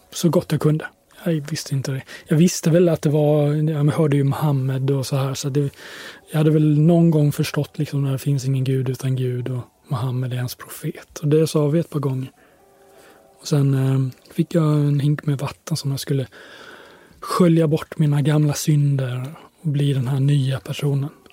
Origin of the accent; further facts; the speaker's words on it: Sweden; jag kommer från Sverige